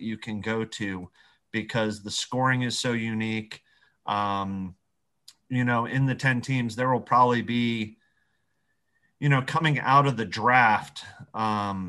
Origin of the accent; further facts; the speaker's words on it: Columbus, Ohio, United States; I grew up in Columbus